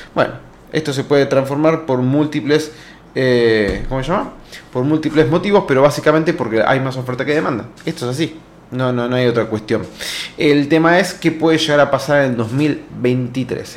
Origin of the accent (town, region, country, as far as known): Argentina